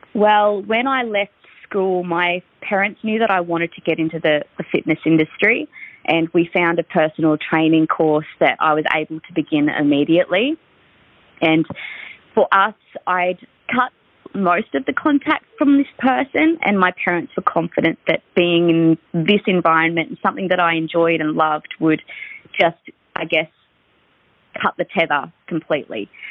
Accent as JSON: {"language": "English", "region": "Victoria", "country": "Australia", "said": "I'm from Victoria"}